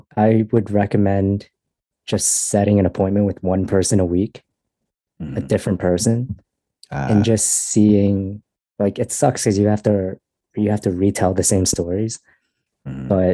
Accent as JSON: {"language": "English", "country": "United States", "tie": "born or raised there", "said": "I was born in America."}